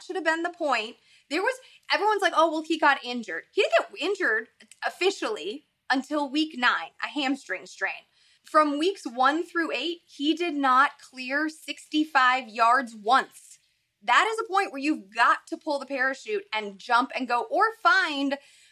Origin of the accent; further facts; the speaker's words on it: Midwest, United States; I am from the Midwest.